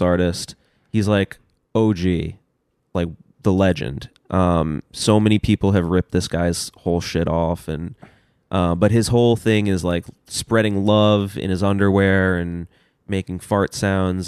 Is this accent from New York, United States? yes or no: yes; New York City, New York, United States; moved away as an adult; also born or lived in Los Angeles; I grew up in Union Square